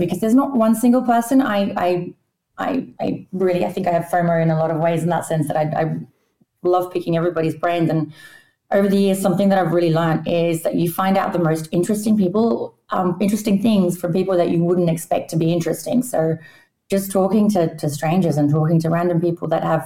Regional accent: Australia; moved away; I grew up in Australia, obviously. My parents are both Polish, but I spoke Polish at home

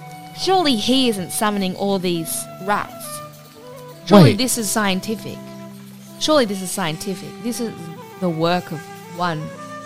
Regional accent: Ireland; He just looks so Irish to me, and because I'm so Irish, I go, ooh.

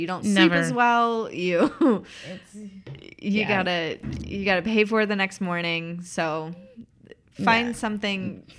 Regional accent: East Tennessee, United States; I'm also from East Tennessee, which is where she's from.

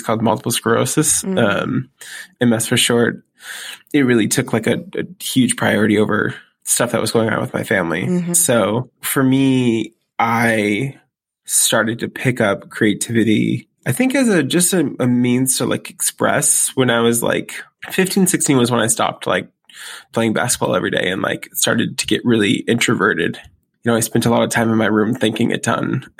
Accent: Waterville, Maine, United States; also born or lived in Columbus, Ohio; My dad went to Maine and got a job as an optometrist in this little town called Waterville, Maine. And we moved into a few different apartments when I got there.

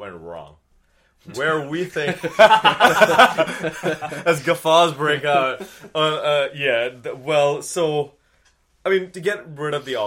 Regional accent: India; moved away as an adult; now in United States; I'm not from here. I'm from India

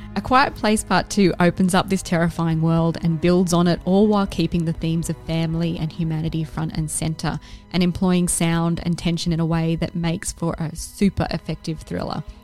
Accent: Scotland, United Kingdom; I am Scottish

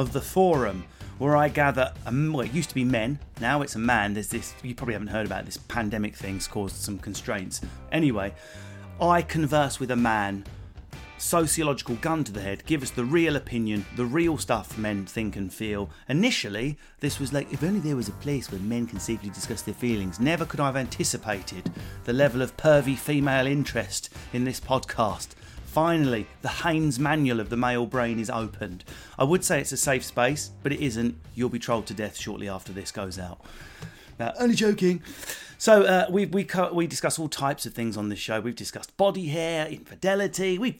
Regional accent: England, United Kingdom; being English

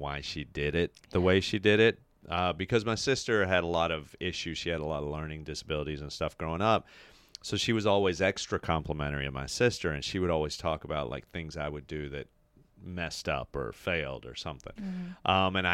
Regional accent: the South, United States; I come from the South. We are extremely passive aggressive

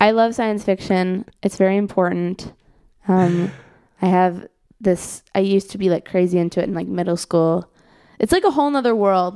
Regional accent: Skokie, Illinois, United States; moved away; my house in Skokie

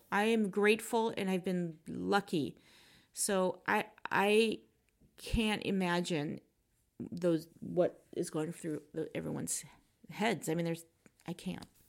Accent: United States; I'm American

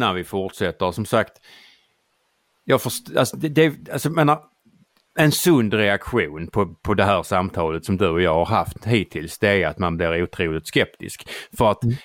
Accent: Skåne, Sweden; mitt hem och min hembygd

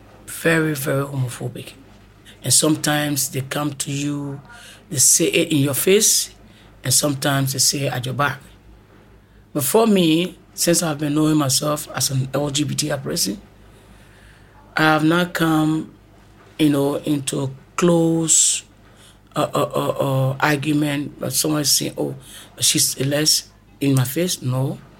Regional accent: Kenya; moved away as an adult; I came from Kenya 2016

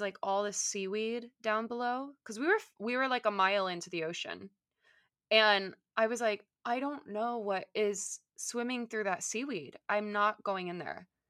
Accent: Southern California, United States; I grew up in Southern California

